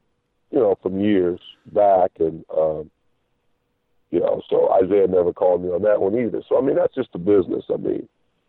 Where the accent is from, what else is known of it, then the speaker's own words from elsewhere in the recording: Iowa, United States; I come from Iowa, and now I'm in Boston